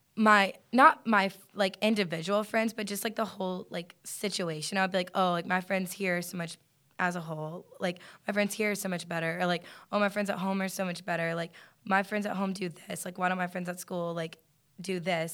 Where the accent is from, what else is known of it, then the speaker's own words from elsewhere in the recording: Lafayette, Louisiana, United States; moved away as an adult; now in Athens, United States; I'm from Lafayette, Louisiana